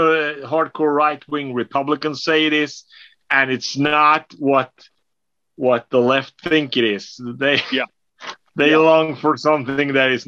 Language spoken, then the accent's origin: English; Sweden; I'm from Sweden.